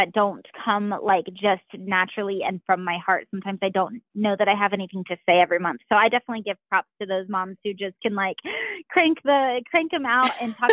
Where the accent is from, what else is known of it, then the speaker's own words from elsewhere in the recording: Springboro, Ohio, United States; now in Kettering, United States; I'm from Springboro, so my husband and I both are familiar with everywhere around Dayton.